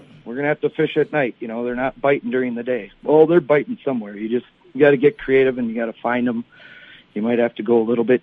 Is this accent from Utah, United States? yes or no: no; Forest Lake, Minnesota, United States; also born or lived in Bemidji; my hometown of Forest Lake high school fishing team